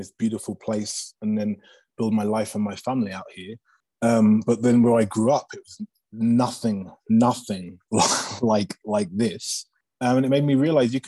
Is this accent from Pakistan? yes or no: no; England, United Kingdom; moved away as an adult; now in Aspen, United States; it was growing up in England